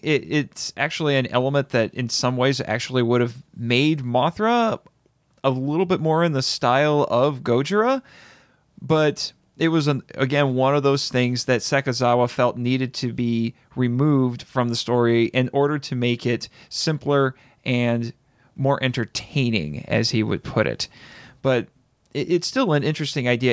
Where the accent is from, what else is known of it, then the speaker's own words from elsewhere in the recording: United States; as an American